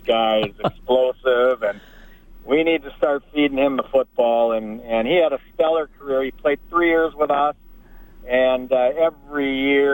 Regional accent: Willmar, Minnesota, United States; I grew up in Wilmer, Minnesota

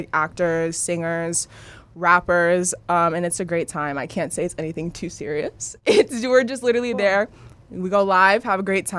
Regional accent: Los Angeles, California, United States; I'm from here, born and raised in LA. Cool. The Valley.

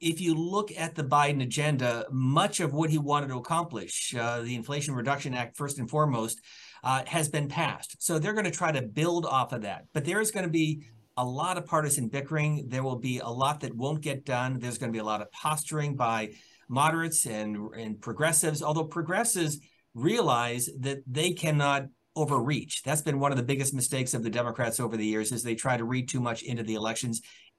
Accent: Pennsylvania, United States; I'm from Pennsylvania

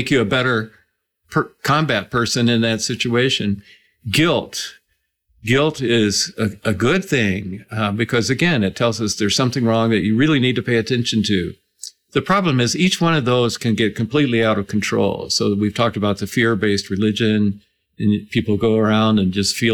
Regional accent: Atlanta, Georgia, United States; growing up in Atlanta, Georgia, in the 1960s

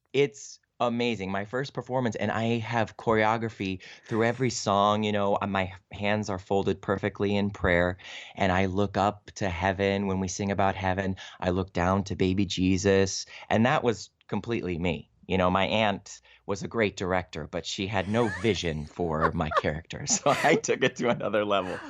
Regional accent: Cleveland, Ohio, United States; I grew up in Cleveland, Ohio

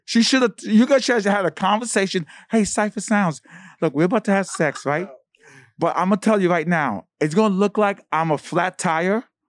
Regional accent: New York City, New York, United States; I'm from East New York

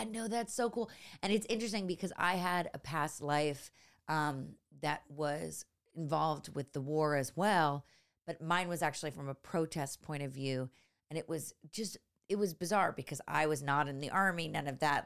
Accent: San Francisco, California, United States; moved away; also born or lived in Los Angeles / New York; I grew up in San Francisco, but, uh, in the, the suburbs

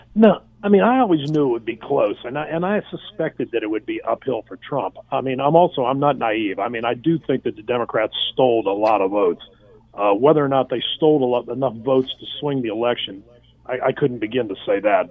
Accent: United States; as an American citizen

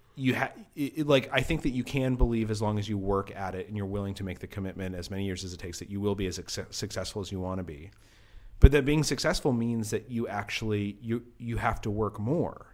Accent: Albuquerque, New Mexico, United States; also born or lived in Cairo, Egypt; I grew up in Albuquerque, New Mexico

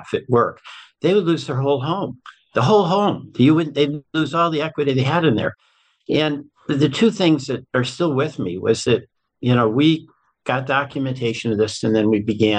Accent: Springfield, Massachusetts, United States; moved away as an adult; also born or lived in Chicago / Vermont; I grew up in Springfield, Mass

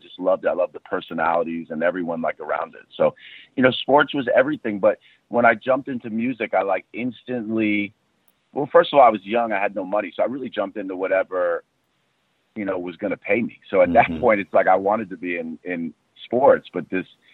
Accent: New York City, New York, United States; being a city kid growing up in Manhattan

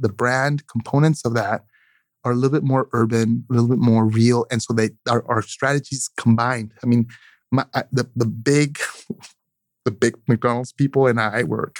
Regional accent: Oaxaca, Mexico; I'm coastal. I'm from the Oaxacan coast. So the ocean is very powerful.

